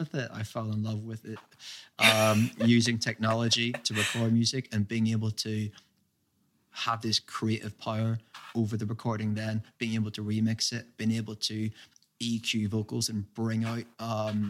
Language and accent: English; Derry, Northern Ireland, United Kingdom; moved away as an adult; now in London, United Kingdom; When I was growing up in Derry